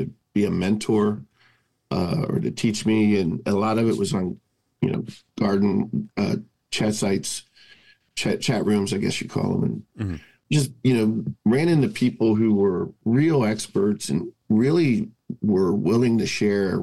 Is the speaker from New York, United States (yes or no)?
no; Cincinnati, Ohio, United States; I grew up in Cincinnati